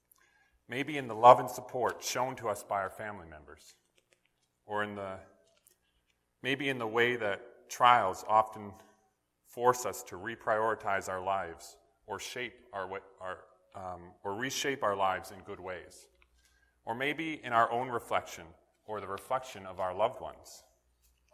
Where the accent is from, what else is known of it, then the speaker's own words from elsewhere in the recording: northern British Columbia, Canada; what would eventually become my hometown in northern BC